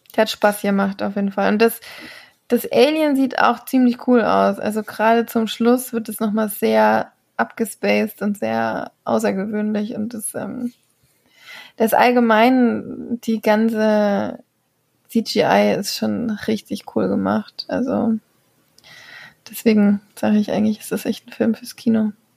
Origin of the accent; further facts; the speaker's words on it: Germany; now in Belgium; Und Flämisch kann man tatsächlich als Deutscher ziemlich gut lesen